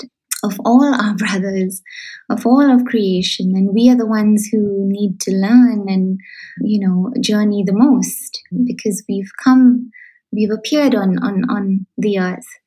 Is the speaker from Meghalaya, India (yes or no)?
yes; Shillong, Meghalaya, India; moved away; I come from Shillong and I grew up in Shillong